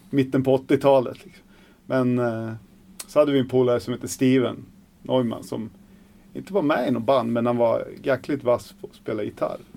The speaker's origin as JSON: {"language": "Swedish", "town": "Surahammar", "region": "Västmanland", "country": "Sweden", "also_born_or_lived": "Hallstahammar", "said": "Jag är från Surahammar"}